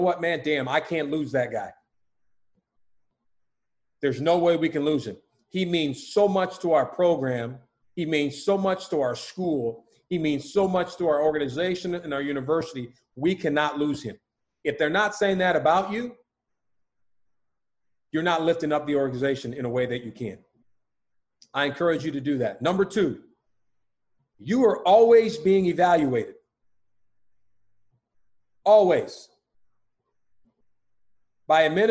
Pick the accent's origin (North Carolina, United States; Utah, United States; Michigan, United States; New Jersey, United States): Utah, United States; moved away; I'm from Utah